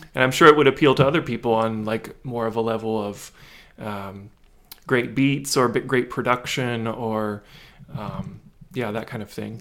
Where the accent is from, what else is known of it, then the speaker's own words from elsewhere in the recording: Lexington, Kentucky, United States; moved away; I'm originally from Lexington, Kentucky, from central Kentucky